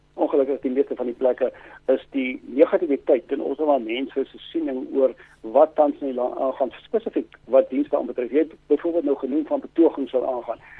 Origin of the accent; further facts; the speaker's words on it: South Africa; ek is 'n Suid-Afrikaner, Afrikaans sprekende en ek woon graag in hierdie